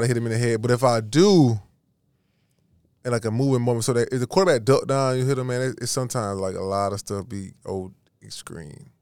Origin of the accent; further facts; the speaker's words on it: Georgia, United States; I'm from Georgia